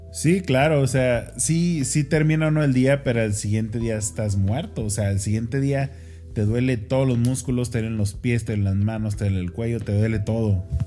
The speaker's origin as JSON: {"language": "Spanish", "country": "Mexico", "said": "nosotros somos mexicanos"}